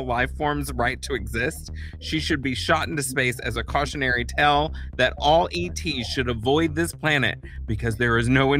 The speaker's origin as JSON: {"language": "English", "region": "Texas", "country": "United States", "said": "I'm Texan"}